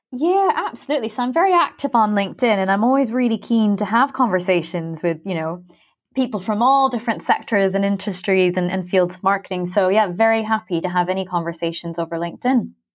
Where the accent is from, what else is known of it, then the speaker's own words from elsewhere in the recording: Philippines; also born or lived in Canada; now in London, United Kingdom; I was born in Canada, but I'm actually half Filipino, and I spent well over a decade growing up in the Philippines on a very small island